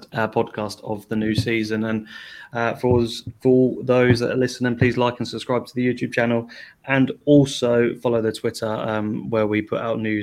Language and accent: English; Ipswich, East of England, United Kingdom; growing up in Ipswich